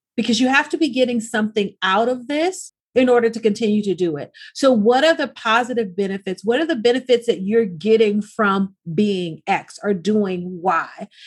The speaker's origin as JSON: {"language": "English", "region": "Arkansas", "country": "United States", "tie": "born or raised there", "moved": "yes", "lives_now": "Los Angeles, United States", "said": "growing up in the South is very, very different than growing up in the inner city of Los Angeles. It wasn't even as if we were in the suburbs, right? So in, in Arkansas, I could play outside past the streetlights"}